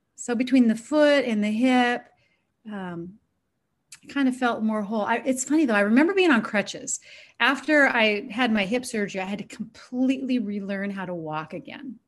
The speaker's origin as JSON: {"language": "English", "region": "Washington", "country": "United States", "tie": "born or raised there", "said": "I grew up in the Northwest, Washington State."}